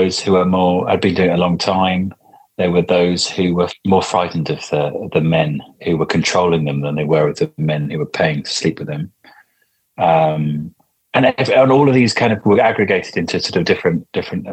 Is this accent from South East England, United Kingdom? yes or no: yes; Crowthorne, South East England, United Kingdom; I grew up in Crowthorne, which is where Broadmoor is